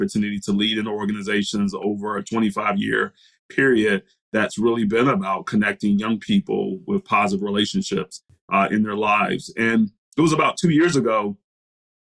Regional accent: Brunswick, Georgia, United States; I grew up in Brunswick, Georgia.

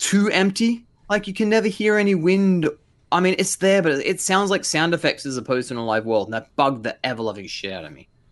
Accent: Blue Mountains, New South Wales, Australia; also born or lived in Korea; I grew up in the Blue Mountains

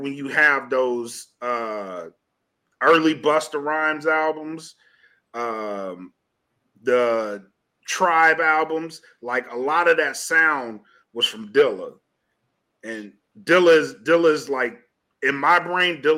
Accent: the South, United States; I'm from the South

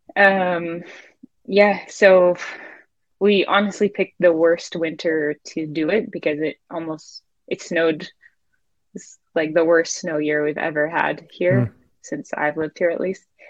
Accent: Maine, United States; moved away; also born or lived in Salt Lake City

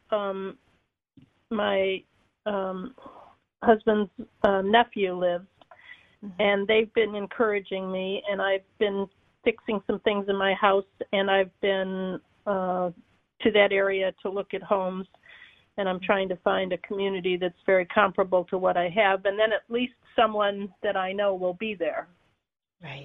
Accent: Michigan, United States; moved away as an adult; now in Florida, United States; I'm from Michigan

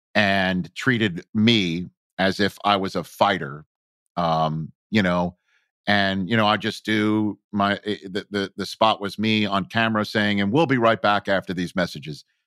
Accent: New York City, New York, United States; accent: New York; moved away as an adult; also born or lived in Brooklyn / Chico, California; every mountain I grew up around on Staten Island was made of trash

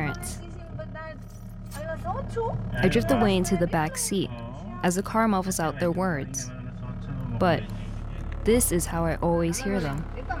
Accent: United States; first language English; I was born in America, and they speak to me in English.

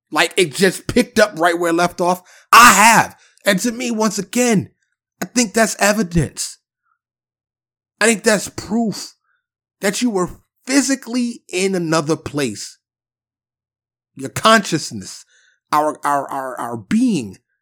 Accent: New York City, New York, United States; growing up in Harlem and the Bronx, living in the projects

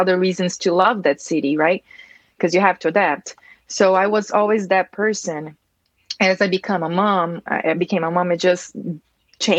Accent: Brazil; moved away as an adult; now in United States; I'm from Brazil. I immigrated here to the U.S. about 16 years ago.

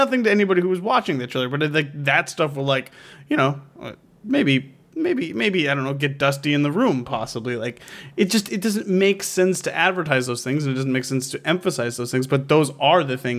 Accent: New York, United States; I'm from New York, Philip.

